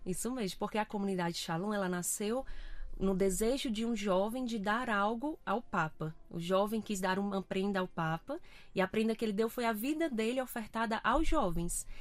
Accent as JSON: {"language": "Portuguese", "town": "Fortaleza", "region": "Ceará", "country": "Brazil", "tie": "born or raised there", "moved": "as an adult", "lives_now": "Portugal", "said": "Sou natural do Brasil, de Fortaleza"}